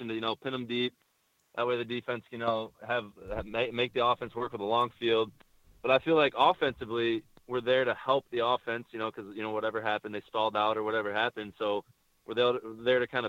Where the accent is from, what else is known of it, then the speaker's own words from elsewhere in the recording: Michigan, United States; I'm from Michigan